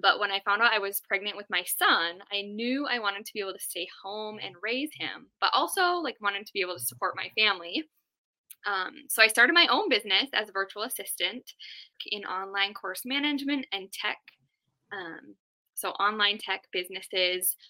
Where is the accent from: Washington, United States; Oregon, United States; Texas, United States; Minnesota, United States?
Minnesota, United States; Duluth; I was actually born and raised in Duluth.